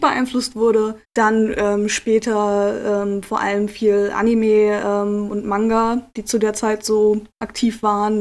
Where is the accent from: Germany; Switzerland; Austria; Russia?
Germany; Lüneburg, Lower Saxony; ich komme ursprünglich aus Lüneburg, ah. ähm, in der Nähe von Hamburg. Okay. Und ähm, habe da ähm, und in und um Lüneburg meine Jugend verbracht.